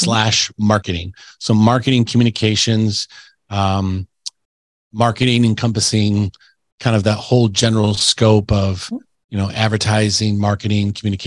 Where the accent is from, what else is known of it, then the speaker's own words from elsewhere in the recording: Plymouth, Michigan, United States; also born or lived in Ann Arbor, Michigan; I was born in Ann Arbor, and then my parents raised me in a little town in Michigan called Plymouth. And lived there my whole life.